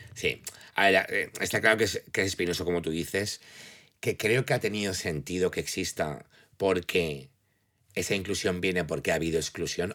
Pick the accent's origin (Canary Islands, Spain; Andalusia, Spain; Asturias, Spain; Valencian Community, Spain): Valencian Community, Spain; also born or lived in United States / England; siendo valencianos